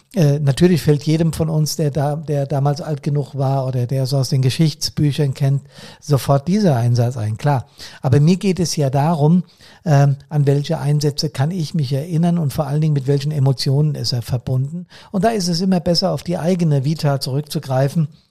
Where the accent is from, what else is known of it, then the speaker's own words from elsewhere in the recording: Bad Soden am Taunus, Hesse, Germany; hier bei uns in Bad Soden